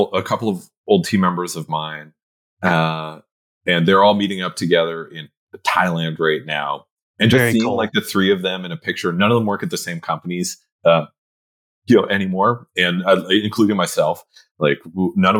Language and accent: English; Canada; I'm Canadian